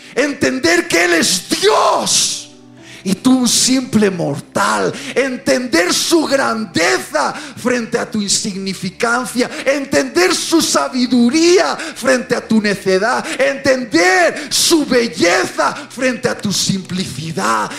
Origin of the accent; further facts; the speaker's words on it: Bilbao, Basque Country, Spain; Yo iba desde mi ciudad natal, Bilbao